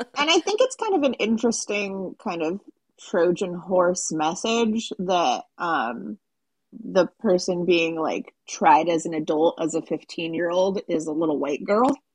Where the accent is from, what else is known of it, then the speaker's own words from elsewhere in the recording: West Coast, United States; I'm from the West Coast